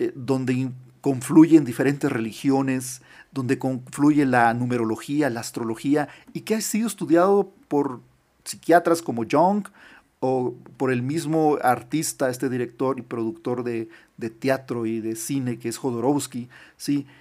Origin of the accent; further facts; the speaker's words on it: Nogales, Sonora, Mexico; Cuando yo tenía eh, siete años, Vivíamos en una casa allá donde nací, en Nogales, en la frontera con Estados Unidos, en Sonora, en el estado de Sonora, en México